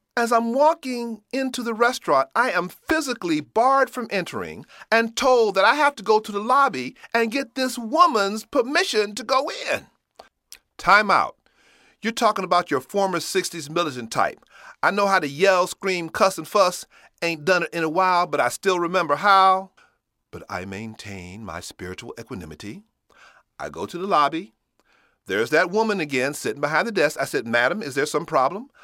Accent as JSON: {"language": "English", "town": "Chicago", "region": "Illinois", "country": "United States", "said": "I'm from Chicago"}